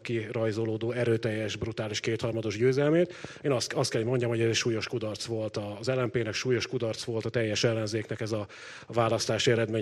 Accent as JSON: {"language": "Hungarian", "town": "Pécs", "region": "Baranya", "country": "Hungary", "said": "én magam ugye Pécsi vagyok"}